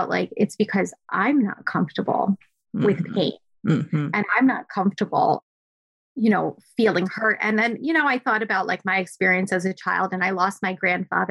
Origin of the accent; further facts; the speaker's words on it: India; first language Gujarati; English is a second language; also born or lived in New Jersey; now in Manhattan, United States; we all lived in a joint family home. That's very typical for my culture. I'm Indian.